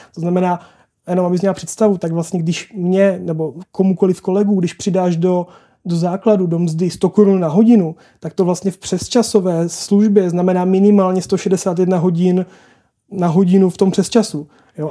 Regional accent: South Moravian Region, Czechia; já jsem z Jižní Moravy

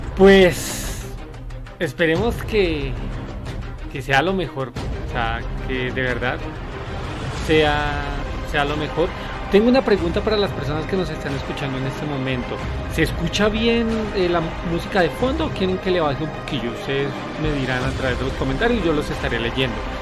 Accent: Colombia; moved away; ya me hace falta mi tierra

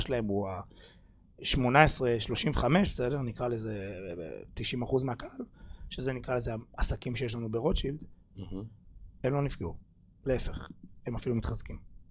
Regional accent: Rishon LeZion, Central District, Israel; אני גדלתי ברוביץ', אחלה שכונה.

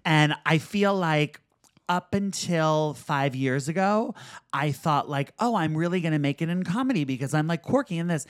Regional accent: New York City, New York, United States; growing up in Manhattan was so great

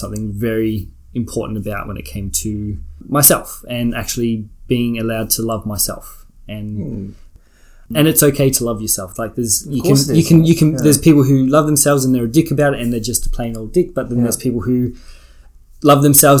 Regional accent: Albury, New South Wales, Australia; moved away as an adult; now in Melbourne, Australia; So I grew up in Albury, Albury-Wodonga, definitely from the Albury side, New South Wales. Lived in Albury for 17, 18 years.

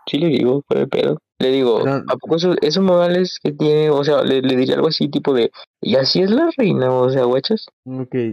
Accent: Mexico; Sí, güey, somos mexicanos.

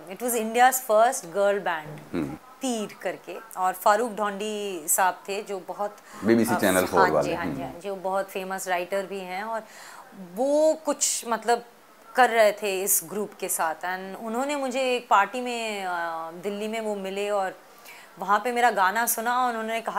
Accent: Delhi, India; also born or lived in Pune; मैं बचपन में मैं पुणे में पैदा हुई उसके बाद हम लोग बाहर रहे कुछ साल आउट ऑफ इंडिया फिर दिल्ली वापस जब आए

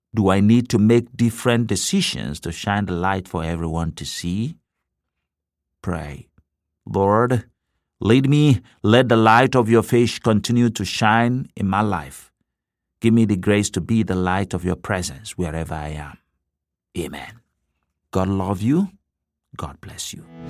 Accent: Nigeria; now in Cleveland, United States; In my home country of Nigeria

